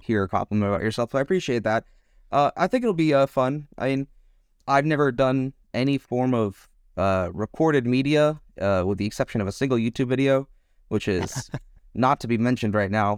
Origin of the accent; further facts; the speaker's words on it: Texas, United States; now in Germany; I currently live in Germany, but I am an American. I come from uh, Texas